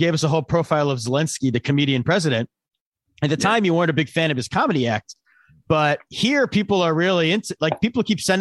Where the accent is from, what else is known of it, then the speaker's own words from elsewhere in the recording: Allentown, Pennsylvania, United States; my hometown in Pennsylvania, it's my small town